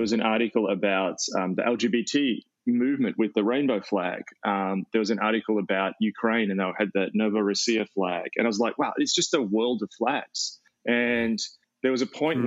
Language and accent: English; Australia; also born or lived in Melbourne; I define myself as an Australian by my culture, as in how we relate, things like mateship, humor, eucalyptus trees, the topography